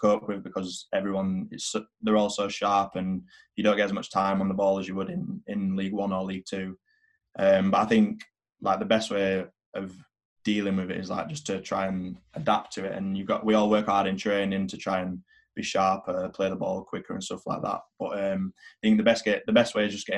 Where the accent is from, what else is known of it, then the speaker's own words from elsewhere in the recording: England, United Kingdom; I'm English. I can play for England.